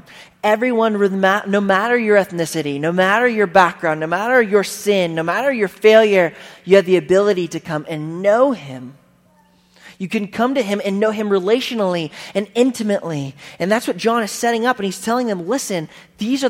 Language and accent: English; United States